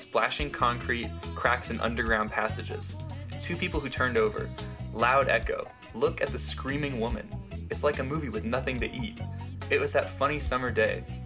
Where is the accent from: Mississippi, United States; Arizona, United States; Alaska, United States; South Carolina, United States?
Arizona, United States; Gilbert; We're from Arizona, by the way, Gilbert, Arizona